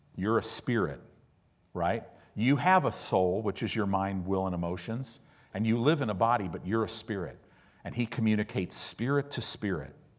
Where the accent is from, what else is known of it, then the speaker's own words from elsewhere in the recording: Illinois, United States; also born or lived in Oklahoma; now in Southern California, United States; I live in Southern California. I paid my dues. I lived in the Midwest. I grew up in Illinois